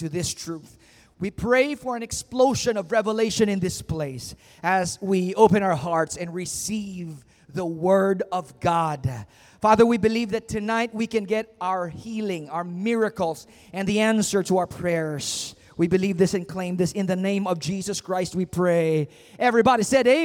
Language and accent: English; Philippines; as a Filipino